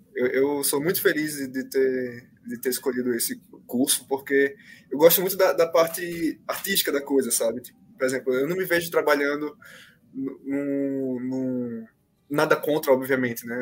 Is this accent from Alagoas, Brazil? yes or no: yes; Maceió, Alagoas, Brazil; moved away as an adult; now in São Paulo, Brazil; eu sou de Maceió, né? Então eu mudei para cá, para São Paulo